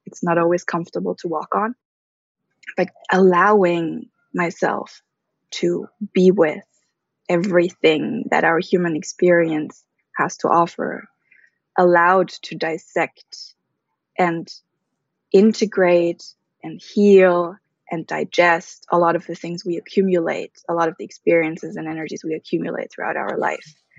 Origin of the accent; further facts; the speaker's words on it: Germany; moved away; also born or lived in Bali / Philippines / Switzerland; I was born and raised in Germany to a Filipino mother and an American father